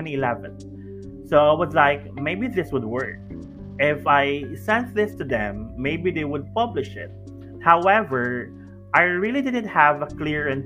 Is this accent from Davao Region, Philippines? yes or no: yes; Davao City, Davao Region, Philippines; my hometown, which is here in Davao City